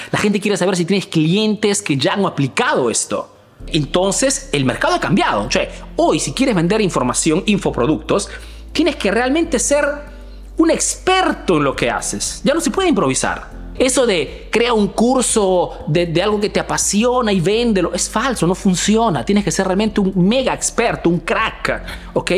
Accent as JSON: {"language": "Spanish", "country": "Peru", "moved": "yes", "lives_now": "Milan, Italy"}